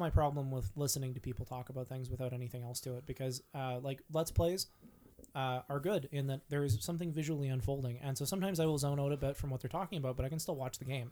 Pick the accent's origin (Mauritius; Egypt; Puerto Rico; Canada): Canada; Vancouver Island, British Columbia; I grew up on Vancouver Island.